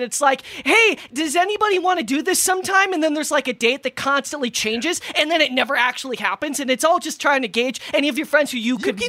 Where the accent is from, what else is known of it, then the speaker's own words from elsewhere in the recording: Minnesota, United States; I'm from Minnesota